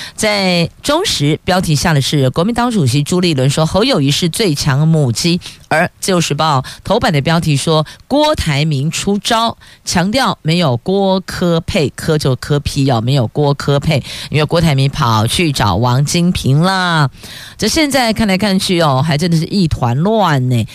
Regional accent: Taiwan; 为什么我们台湾人吃蛋在国际间名名列前茅？

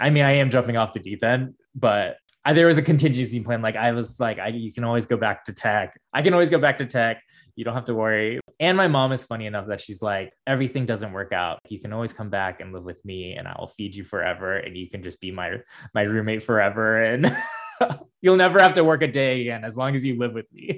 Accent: Midwest, United States; growing up in the States and growing up in the Midwest

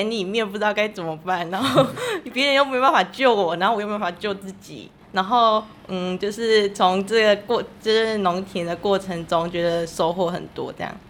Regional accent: Changhua County, Taiwan; 我是彰化人。

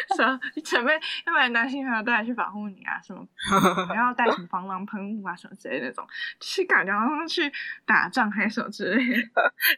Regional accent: Taiwan; 因为我们台湾人所谓的喝酒就是真的是单纯喝酒

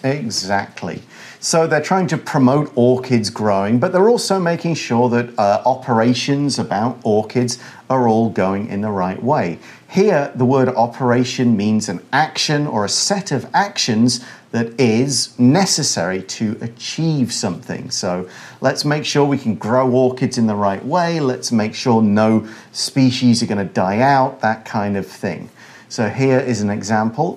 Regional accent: United Kingdom; now in Taiwan; I come from the United Kingdom.

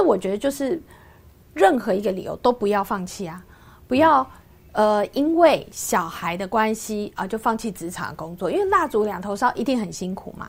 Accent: Yingge, New Taipei, Taiwan; 因为在英格的时候，它是乡下，它当时是个工业小镇，不像现在是一个观光小镇

